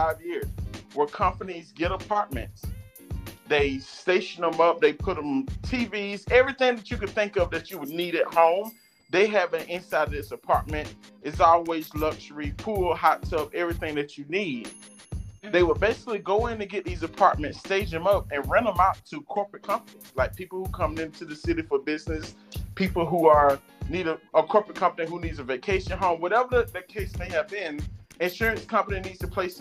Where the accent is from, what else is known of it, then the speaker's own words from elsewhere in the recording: Blakely, Georgia, United States; now in Los Angeles, United States; I am from the very large city of Blakely, Georgia, located down in the south